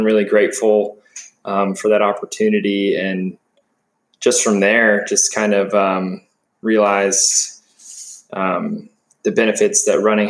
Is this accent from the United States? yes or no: yes; Marietta, Georgia, United States; Born and raised in Marietta, Georgia. It's just a suburb of Atlanta